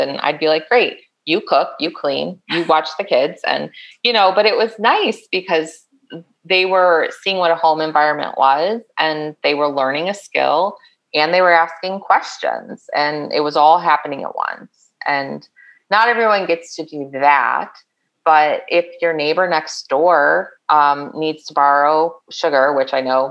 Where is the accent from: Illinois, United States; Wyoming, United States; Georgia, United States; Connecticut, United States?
Illinois, United States; Chicago; moved away; I grew up in the Chicago suburbs